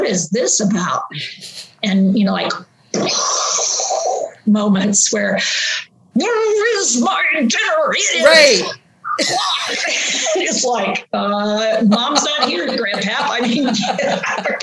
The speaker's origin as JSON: {"language": "English", "region": "West Virginia", "country": "United States", "tie": "born or raised there", "also_born_or_lived": "Pittsburgh, Pennsylvania", "moved": "yes", "said": "I grew up in West Virginia"}